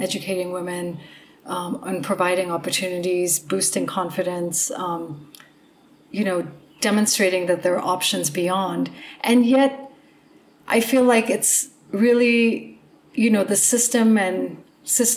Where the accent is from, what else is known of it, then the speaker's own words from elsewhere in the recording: India; I am Indian